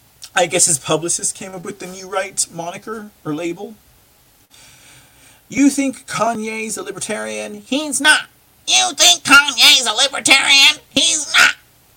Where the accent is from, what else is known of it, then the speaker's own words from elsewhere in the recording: United States; I'm just an American. I'm just proud of who I am and my roots